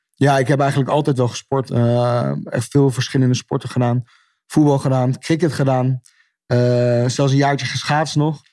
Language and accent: Dutch; Netherlands; als Nederlander